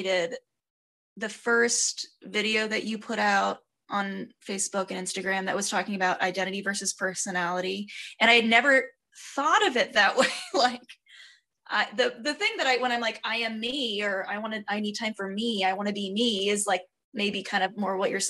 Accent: United States; being an American

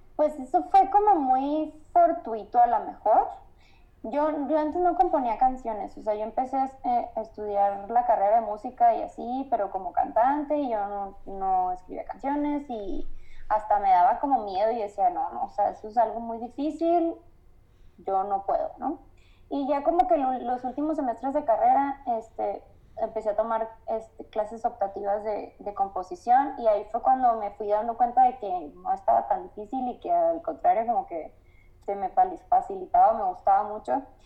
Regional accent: Guaymas, Sonora, Mexico; moved away as an adult; also born or lived in Navojoa, Sonora; now in Mexico City, Mexico; yo soy de, Guaymas, entonces es un lugar bien chiquito

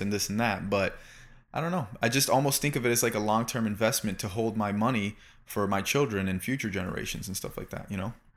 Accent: Florida, United States; moved away as an adult; now in Los Angeles, United States; I was raised in Florida

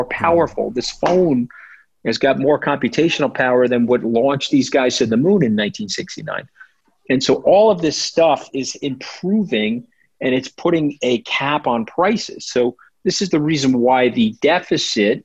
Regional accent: New York, United States; I'm a New Yorker

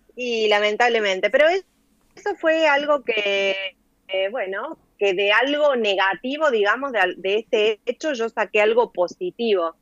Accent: Córdoba, Argentina; moved away as an adult; now in Valencia, Spain; yo nací en Córdoba capital, como lo indica mi acento, y viví allí hasta hace un año. Eh, me, viví, nací, viví y me crié en Barrio San Martín

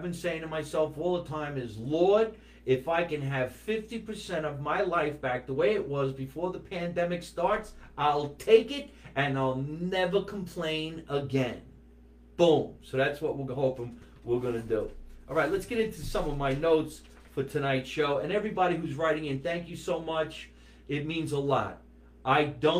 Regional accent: Scotch Plains, New Jersey, United States; my hometown of Scotch Plains, New Jersey

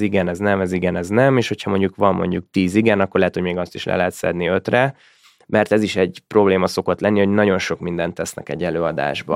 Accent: Hungary; vittem magyarként

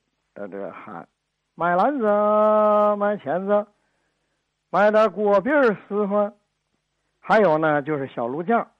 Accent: Northeast China, China; now in Tianjin, China; 我是一九五六年从东北来到天津。我在和平区香港路住

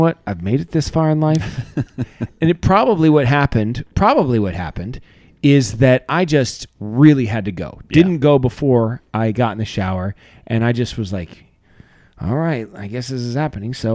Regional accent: Ohio, United States; We're from Ohio

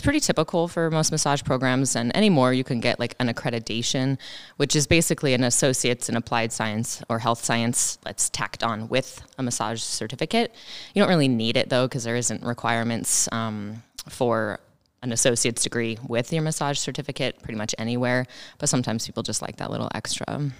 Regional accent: Moorcroft?, Wyoming, United States; moved away as an adult; also born or lived in Greeley, Colorado; now in Sheridan, United States; I'm originally from Wyoming. I grew up over the mountain in Moreland.

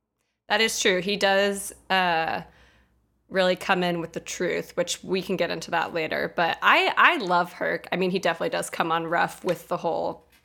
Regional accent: Texas, United States; moved away; I am from Texas.

